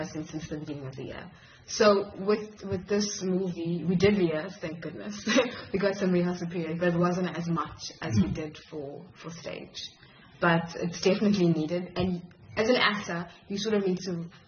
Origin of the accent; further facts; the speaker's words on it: Durban, KwaZulu-Natal, South Africa; moved away as an adult; also born or lived in Grahamstown, South Africa; now in Cape Town, South Africa; I'm originally from Durban. So when I moved to Cape Town